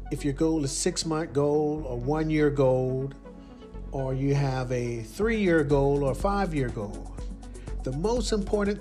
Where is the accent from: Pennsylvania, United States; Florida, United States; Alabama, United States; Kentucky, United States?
Alabama, United States; Leeds; Leeds, Alabama. That's my hometown, born and raised.